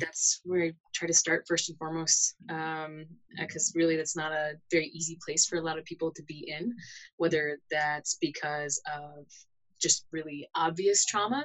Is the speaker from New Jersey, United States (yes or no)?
no; Connecticut, United States; moved away as an adult; also born or lived in Southwest United States / Arizona; now in Boulder, United States; I'm actually originally from Connecticut, so I'm an East Coaster, but I mm. spent the most of my adult life here in the Southwest.